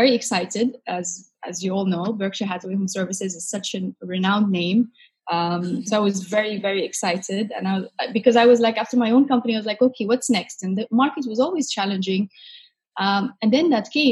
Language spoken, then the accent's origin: English; Casablanca, Casablanca-Settat, Morocco; moved away as an adult; now in Dubai, United Arab Emirates; So I am from Morocco, Casablanca in particular.